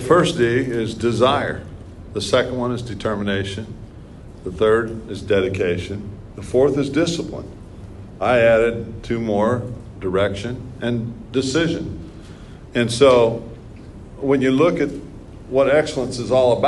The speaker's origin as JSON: {"language": "English", "town": "New Castle", "region": "Indiana", "country": "United States", "tie": "born or raised there", "said": "Growing up in Newcastle"}